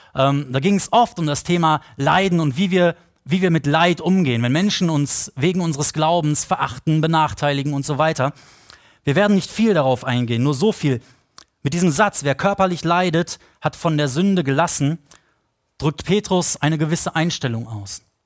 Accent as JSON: {"language": "German", "town": "Potsdam", "region": "Brandenburg", "country": "Germany", "said": "wir Potsdamer"}